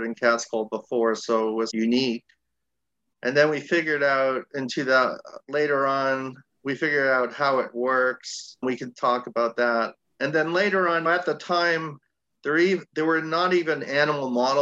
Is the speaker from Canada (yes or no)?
yes; Toronto, Ontario, Canada; moved away as an adult; also born or lived in Seattle, United States; I'm originally from Toronto, Canada